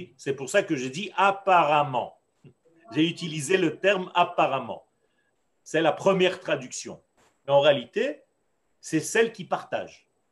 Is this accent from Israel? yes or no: yes; Israel; first language Hebrew; French is a second language; moi qui suis né en Israël, dont le langage était l'hébreu dans ma nature j'ai appris le français, sur le tard